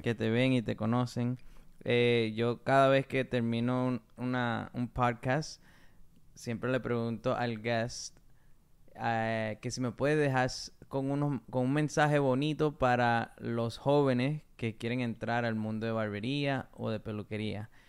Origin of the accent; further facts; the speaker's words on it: Waterbury, Connecticut, United States; I come from Connecticut, from Waterbury, Connecticut.